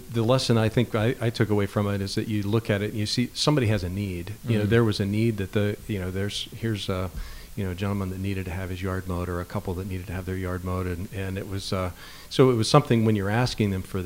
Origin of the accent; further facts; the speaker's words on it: Summitville, Indiana, United States; a small town where I grew up in Summitville, Indiana.